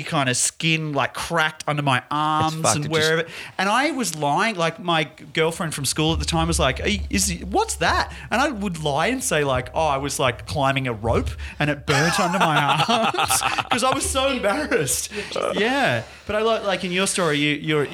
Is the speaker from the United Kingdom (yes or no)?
no; Perth, Western Australia, Australia; now in Melbourne, Australia; I'm from Perth. Perth boys